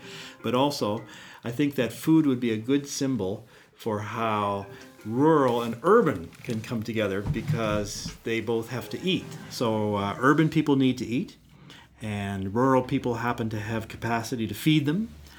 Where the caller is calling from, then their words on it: Newfoundland and Labrador, Canada; But we're speaking from Newfoundland here where I can't recycle a can.